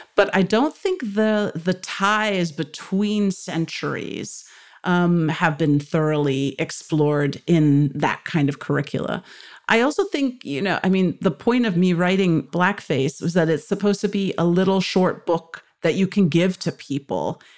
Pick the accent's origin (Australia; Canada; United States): United States; being luckily born in this country